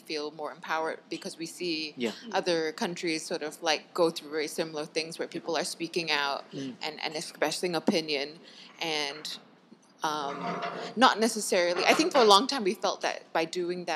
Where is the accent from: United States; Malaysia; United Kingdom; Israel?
Malaysia; as Malaysians